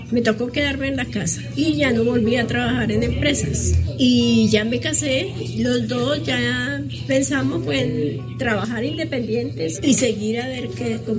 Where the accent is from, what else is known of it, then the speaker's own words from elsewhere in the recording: Huila, Colombia; moved away as an adult; also born or lived in Cundinamarca; now in Bogotá, Colombia; Yo nací en un pueblito aquí de Cundinamarca. Mi papá y mi mamá nos llevaron para el Huila. Me crié, me estudié y regresé a Bogotá. A 20 años regresé a Bogotá y desde entonces estoy por aquí.